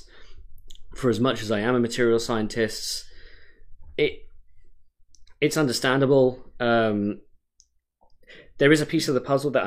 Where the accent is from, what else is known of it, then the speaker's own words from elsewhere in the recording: United Kingdom; now in Oregon, United States; I'm British.